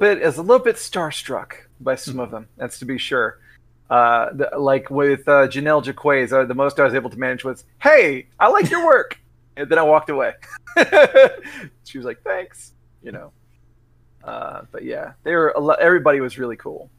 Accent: Texas, United States; I'm a Texan.

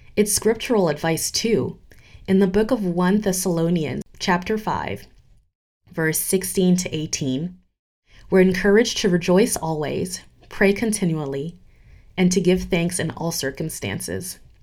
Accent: Geneva, Switzerland; moved away as an adult; also born or lived in United States / New York City / Ghana; I grew up in Geneva, Switzerland, and spent the last decade in the United States

